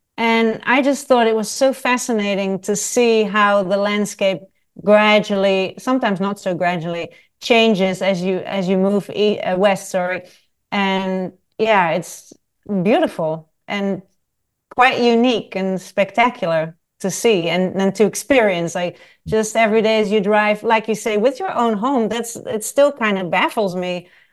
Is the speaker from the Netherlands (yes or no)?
yes; Netherlands; moved away as an adult; also born or lived in south of France / Nottingham, United Kingdom / Paris, France / London, United Kingdom; I was born in the Netherlands and I left the Netherlands when I was eighteen years old.